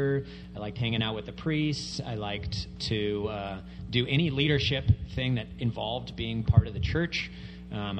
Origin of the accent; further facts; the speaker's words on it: St. Louis, Missouri, United States; moved away as an adult; also born or lived in Kansas City; I grew up in St. Louis.